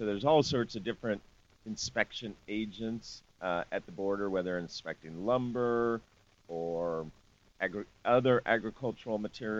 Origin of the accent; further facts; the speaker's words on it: Manhattan, Illinois, United States; actually moved to Illinois. I, in high school, lived in Manhattan, Illinois. I love to tell people I'm from Manhattan, and then I have to clarify from Manhattan, Illinois.